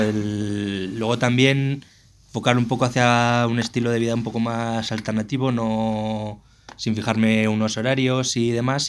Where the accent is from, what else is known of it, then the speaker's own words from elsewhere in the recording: Zaragoza, Aragon, Spain; soy de Zaragoza